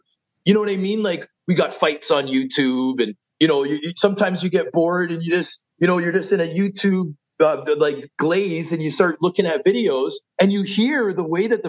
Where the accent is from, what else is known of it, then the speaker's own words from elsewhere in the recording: Toronto, Ontario, Canada; also born or lived in Vancouver, British Columbia; I was born in Vancouver, but raised in Scarborough.